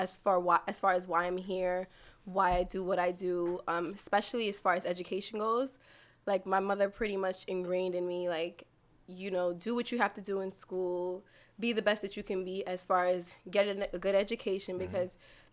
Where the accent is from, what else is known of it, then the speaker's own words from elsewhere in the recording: New York City, New York, United States; I was born and raised in Brooklyn, New York, East Flatbush to be exact